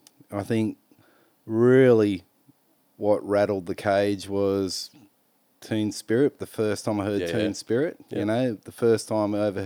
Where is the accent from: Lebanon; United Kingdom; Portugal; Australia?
Australia; Maitland, New South Wales; moved away as an adult; also born or lived in Mackay / Canberra; Born and bred in Maitland.